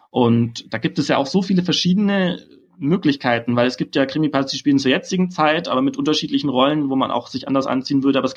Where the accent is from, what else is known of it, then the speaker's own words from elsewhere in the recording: Berlin, Germany; Ich meine, ich als Berliner, wir sind ja eh schon so anti-faschingsmäßig eingestellt.